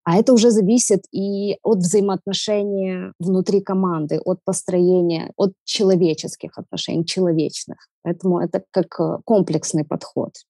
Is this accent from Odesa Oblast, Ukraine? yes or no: yes; Odesa, Odesa Oblast, Ukraine; Я одесситка с берберскими корнями